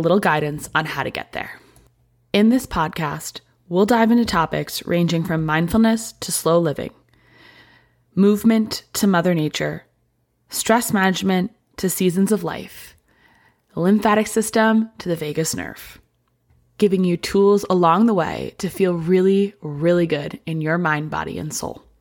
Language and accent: English; Lee, Massachusetts, United States; I'm opening a local yoga studio in my hometown of Lee, Massachusetts in January 2024.